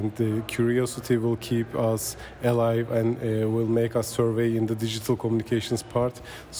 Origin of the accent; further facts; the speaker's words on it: Turkey; I'm from Turkey